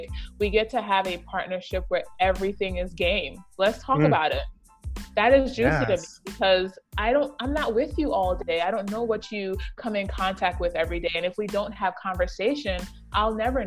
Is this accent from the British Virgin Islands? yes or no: yes; British Virgin Islands; moved away; the British Virgin Islands, that is where I was raised in the Caribbean